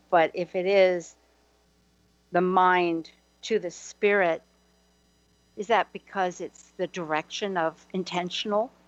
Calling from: Hawaii, United States; I'm calling from Hawaii momentarily

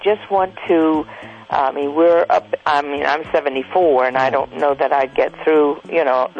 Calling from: Hamburg, Pennsylvania, United States; Hamburg, Pennsylvania.

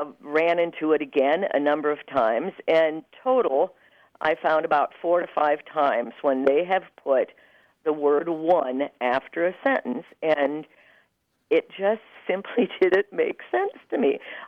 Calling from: Indianapolis, Indiana, United States; from Indianapolis, Indiana, and I think I'm speaking to Grant.

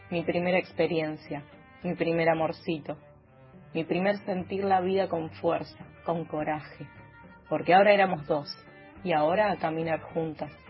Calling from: Banfield, Buenos Aires Province, Argentina

